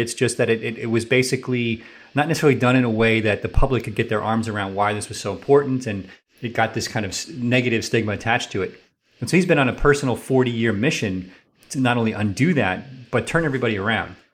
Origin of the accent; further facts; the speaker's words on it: New York City, New York, United States; moved away; I'm from New York City area originally